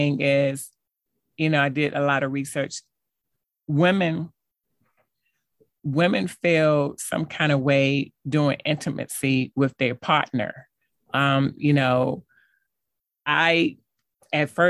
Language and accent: English; Hampton, Virginia, United States; moved away; my family back at home, because I'm from Hampton, Virginia